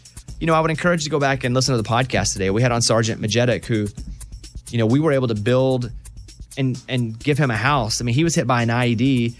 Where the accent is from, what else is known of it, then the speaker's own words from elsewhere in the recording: Arkansas, United States; accent: Southern; Arkansas, being from the South, I say veteran because that is an accented version of, I guess, veteran.